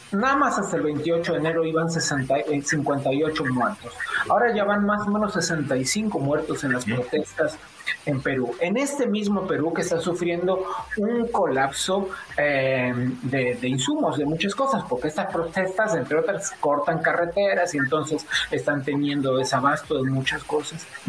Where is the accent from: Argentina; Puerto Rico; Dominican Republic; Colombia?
Argentina; also born or lived in Madrid; now in Mexico; yo nací en Argentina